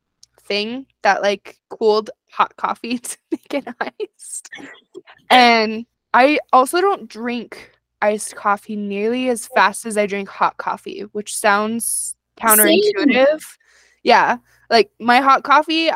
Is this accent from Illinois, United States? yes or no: no; New Mexico, United States; I'm from New Mexico.